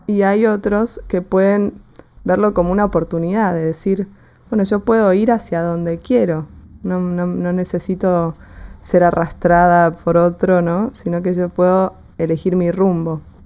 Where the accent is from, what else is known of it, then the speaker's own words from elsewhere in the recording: Argentina; yo soy de Argentina, ya se habrán dado, cuenta por mi tonada